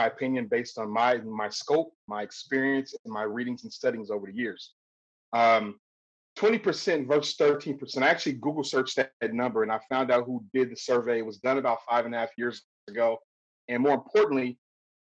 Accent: Compton, California, United States; growing up in Compton

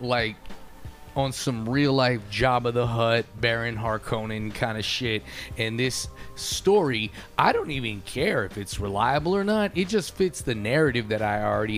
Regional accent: United States; I'm an American

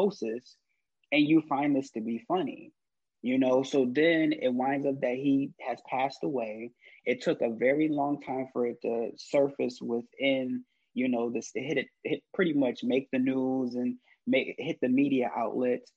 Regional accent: Rochester, New York, United States; I'm originally from Rochester, New York

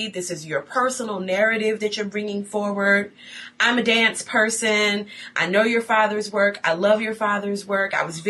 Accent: Buffalo, New York, United States; Buffalo, New York, my hometown.

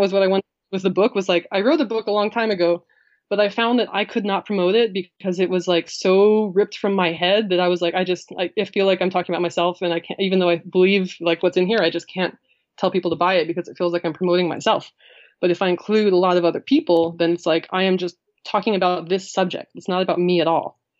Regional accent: New Mexico, United States; moved away; I'm from New Mexico

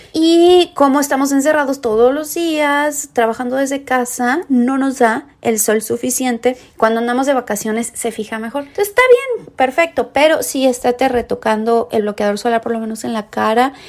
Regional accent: Mexico; moved away as an adult; now in San Diego, United States; soy mexicana, toda mi vida eh, viví prácticamente ahí, llevo aquí en Estados Unidos solamente cinco años, yo vivo en San Diego, California

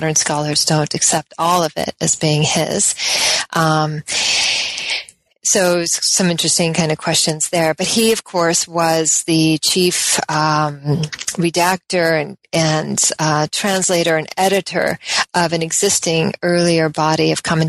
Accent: Colorado, United States; also born or lived in Oregon; I'm from the West. Generally, I was born in Colorado

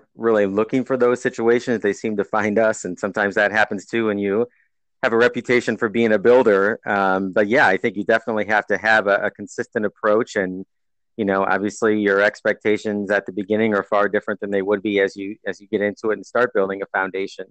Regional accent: Eastern Iowa, United States; I grew up in Eastern Iowa, where I currently live now

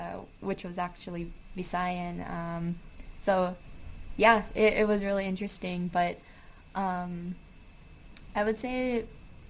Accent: Oahu, Hawaii, United States; moved away as an adult; also born or lived in Seattle / California; now in San Francisco, United States; was raised on Oahu, in Oahewa

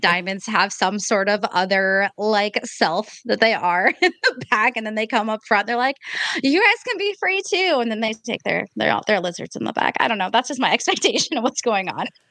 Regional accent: Portland, Oregon, United States; So I'm from Portland, Oregon.

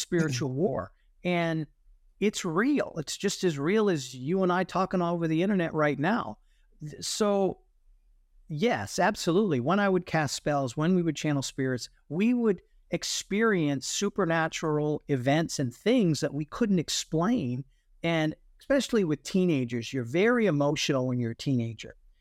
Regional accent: New England, United States; I grew up in New England

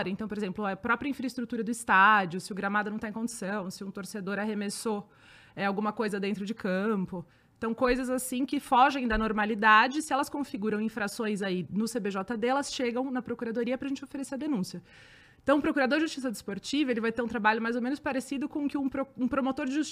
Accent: São Paulo, Brazil; E aí, como eu sou daqui de São Paulo

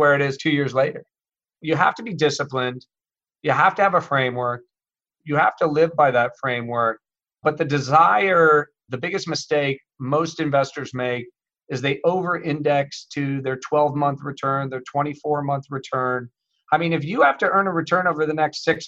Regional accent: Midwest, United States; I grew up in the Midwest

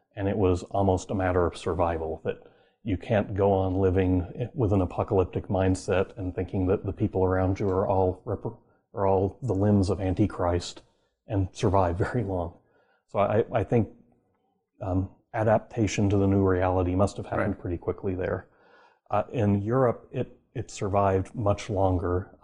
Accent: Oklahoma, United States; I grew up in Oklahoma

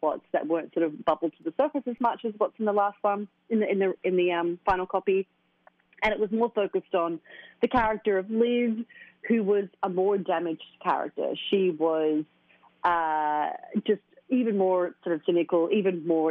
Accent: Australia; moved away as an adult; now in New York, United States; my hometown of Australia

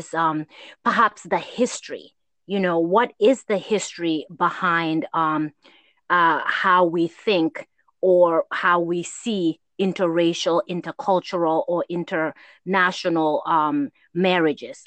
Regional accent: Gambia; growing up in Gambia

